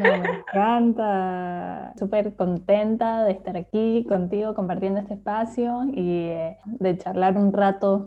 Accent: Mendoza, Argentina; moved away as an adult; now in Barcelona, Spain; me crié en Mendoza

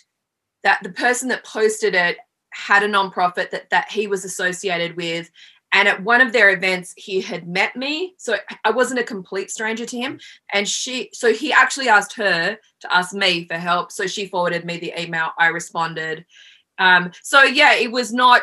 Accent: Australia; moved away as an adult; now in Los Angeles, United States; I'm Australian and I've been here about 20 years

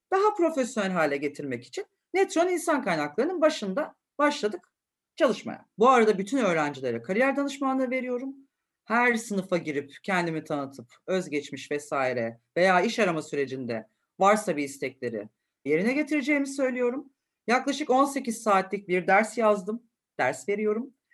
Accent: Istanbul, Turkey; çocukluğumun çoğu bölümünü de Acıbadem'de geçirdim.

